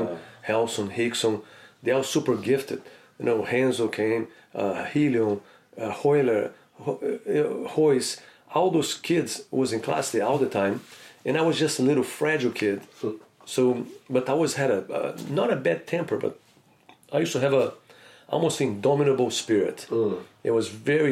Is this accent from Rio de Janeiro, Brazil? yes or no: yes; Rio de Janeiro, Brazil; now in United States; I grew up in Rio de Janeiro, in the Flamengo neighborhood.